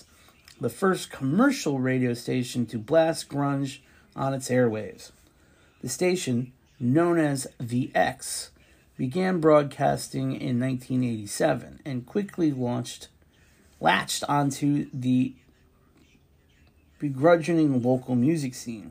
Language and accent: English; Bridgeport, Connecticut, United States; Here in my hometown Bridgeport